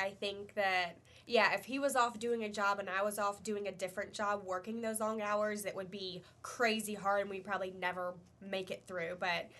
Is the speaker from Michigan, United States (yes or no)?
no; Kernersville, North Carolina, United States; we're born and raised in Kernersville.